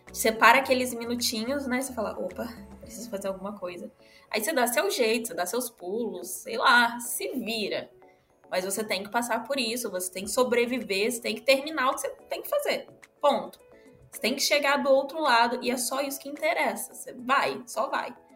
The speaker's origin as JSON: {"language": "Portuguese", "region": "Rio de Janeiro", "country": "Brazil", "said": "eu venho do Rio, então lá é um é totalmente diferente daqui."}